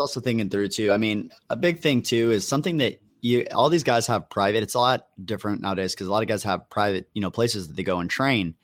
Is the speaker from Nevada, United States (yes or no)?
yes; Las Vegas, Nevada, United States; moved away; I was from Academy in Vegas